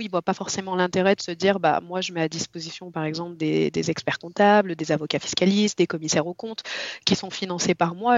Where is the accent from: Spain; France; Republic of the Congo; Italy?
France; Lyon, Auvergne-Rhône-Alpes; Je viens de Lyon, j'ai trente-trois ans